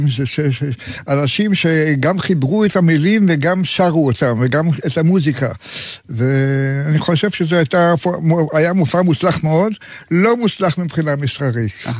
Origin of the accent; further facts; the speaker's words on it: Tel Aviv, Tel Aviv District, Israel; also born or lived in Jerusalem; תל אביבי, לא כל חיי, אבל אני יליד תל אביב. היו לי כמה בילויים בירושלים, כמה שנים טובות. אחר כך גם בחוץ לארץ, פה ושם. ולסוף חזרתי לעיר, לעיר שאני אוהב.